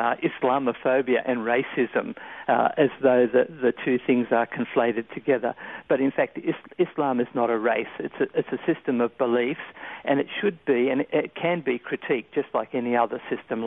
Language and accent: English; Australia; Australians by nature, we tend to be pretty easygoing and reasonably accepting of other cultures